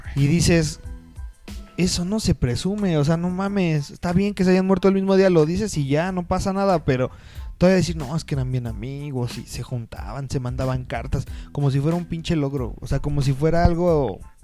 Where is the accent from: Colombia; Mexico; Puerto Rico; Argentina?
Mexico; como mexicanos podemos ser